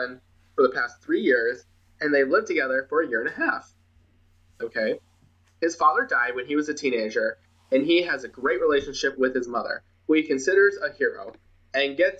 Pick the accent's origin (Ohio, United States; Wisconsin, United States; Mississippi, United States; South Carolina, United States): Wisconsin, United States; Milwaukee; also born or lived in La Crosse; we're from the Milwaukee area